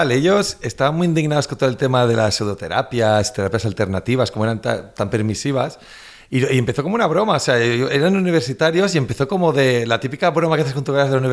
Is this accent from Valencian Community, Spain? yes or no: yes; Valencian Community, Spain; yo también soy valenciano